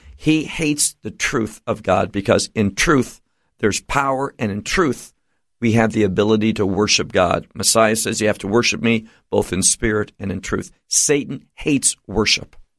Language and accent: English; United States; moved away; where I grew up in America